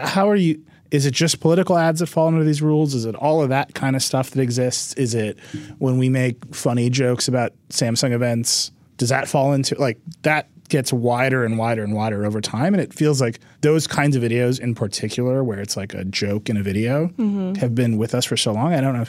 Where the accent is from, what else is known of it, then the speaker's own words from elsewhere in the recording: United States; I'm American